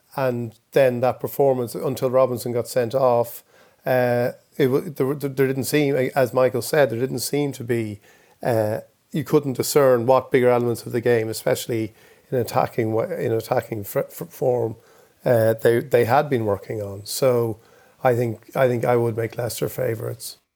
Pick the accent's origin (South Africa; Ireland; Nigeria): Ireland; we, Irish people